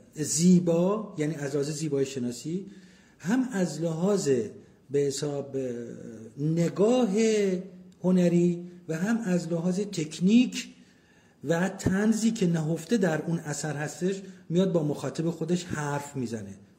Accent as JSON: {"language": "Persian", "town": "Abadan", "region": "Khuzestan", "country": "Iran", "tie": "born or raised there", "said": "متولد 1352 آبادان"}